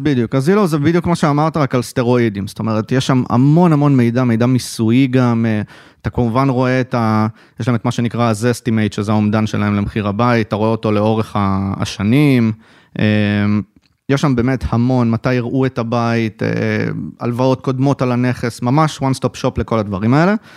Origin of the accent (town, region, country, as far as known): Haifa, Haifa District, Israel; born or raised there